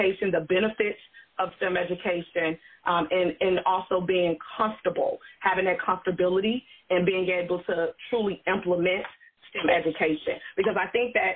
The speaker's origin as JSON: {"language": "English", "town": "Chicago", "region": "Illinois", "country": "United States", "tie": "born or raised there", "also_born_or_lived": "Atlanta, Georgia", "moved": "yes", "said": "I'm from Chicago, and I actually went to Chicago Vocational Career Academy there in the inner city of Chicago"}